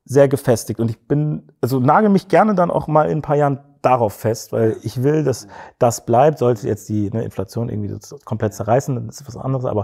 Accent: Cologne, North Rhine-Westphalia, Germany; wir sind, wir sind Kölner, vielleicht liegt es auch ein bisschen daran so, das ist so eine kleine, ja, so eine kleine Kultur

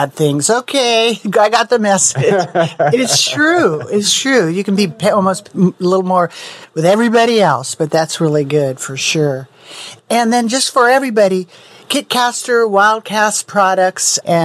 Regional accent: Silicon Valley, California, United States; moved away; I grew up in Silicon Valley

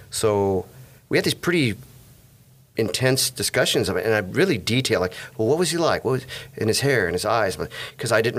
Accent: California, United States; also born or lived in East St. Louis, United States; I grew up. I grew up in California. I came here in '65.

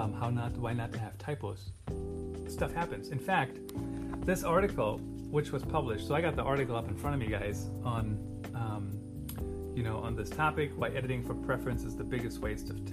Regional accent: Germany; English is a second language; moved away; Did you guys know I grew up in Germany?

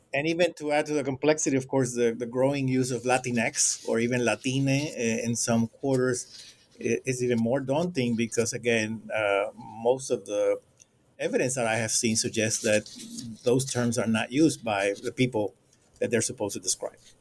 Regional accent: Puerto Rico; moved away as an adult; also born or lived in Cuba / Panama; now in Florida, United States; I was born in Cuba uh, and raised in Panama and Puerto Rico

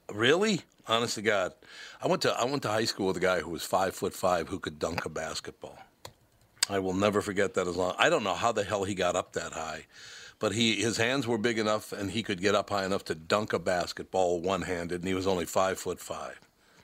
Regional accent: Minneapolis, Minnesota, United States; Look, I grew up in Minneapolis, and I became a football fan at 9 years old when the Vikings came to be.

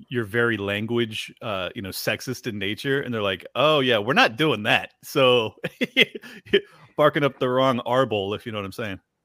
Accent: San Diego, California, United States; I grew up in San Diego and had a lot of Mexican friends

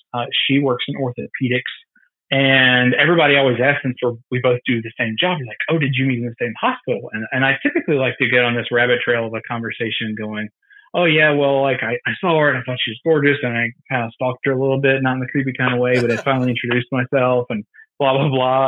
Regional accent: Greenwood, South Carolina, United States; I'm from Greenwood, South Carolina originally

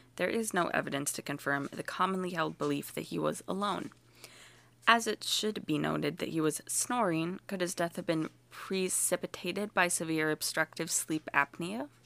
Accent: United States; I am too American

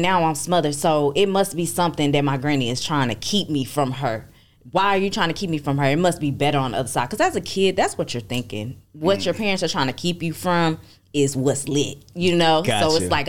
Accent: Arlington, Texas, United States; I'm from Arlington, Texas. That's out there by Dallas, D-Town.

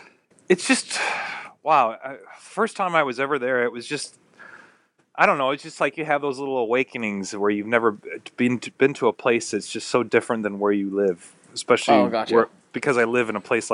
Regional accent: Northern Indiana, United States; now in Tuscaloosa, United States; I grew up in Northern Indiana.

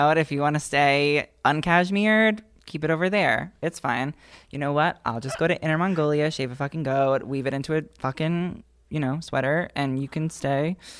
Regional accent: New York, United States; I'm from New York

